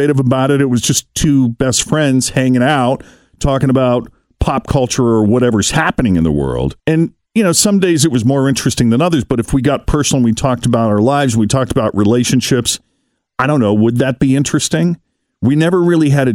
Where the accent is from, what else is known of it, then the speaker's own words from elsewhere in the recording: Boston, Massachusetts, United States; also born or lived in New York / Tampa; now in Cincinnati, United States; I'm originally from the Boston area